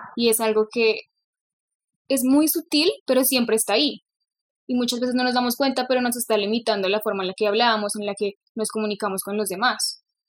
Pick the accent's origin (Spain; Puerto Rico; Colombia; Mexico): Colombia; Bogotá; accent: rolo; nací en Bogotá, hablo rolo, pues quizás gomelo, porque bueno, pues crecí en este entorno pues listo, crecí en Bogotá